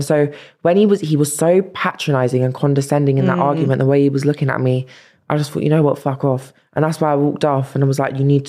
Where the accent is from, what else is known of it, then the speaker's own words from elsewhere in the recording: London, United Kingdom; She always reminded me I'm from South London.